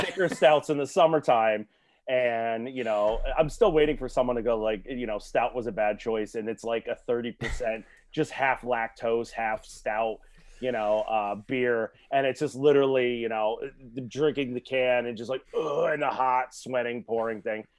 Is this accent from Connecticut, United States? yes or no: yes; Shelton, Connecticut, United States; I'm from Shelton